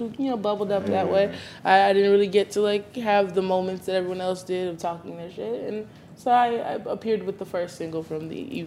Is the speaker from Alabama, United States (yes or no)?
yes; Alabama, United States; I'm from Alabama